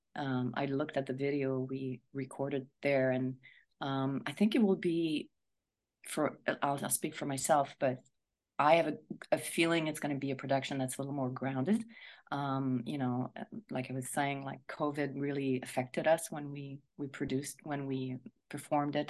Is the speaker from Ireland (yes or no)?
no; Montreal, Quebec, Canada; now in Toronto, Canada; I'm from Montreal